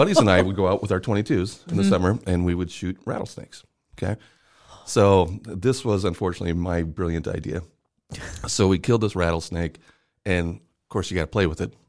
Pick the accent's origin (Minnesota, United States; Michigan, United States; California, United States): California, United States; I grew up in a little tiny town out in California